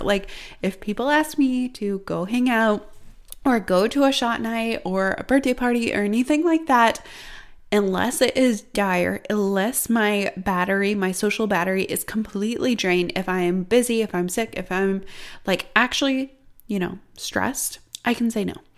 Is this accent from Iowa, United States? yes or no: yes; Iowa, United States; when I was growing up in Iowa, we literally had snow